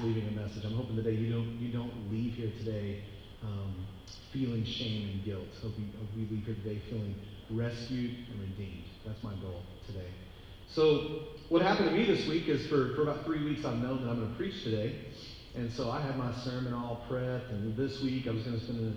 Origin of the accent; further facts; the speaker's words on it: Texas, United States; moved away; I'm from Texas